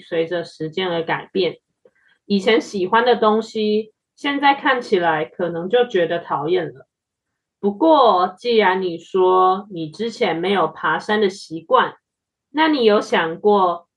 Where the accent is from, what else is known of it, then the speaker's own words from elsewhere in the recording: Taiwan; 身为台湾人，不爬玉山，感觉就是少了点什么。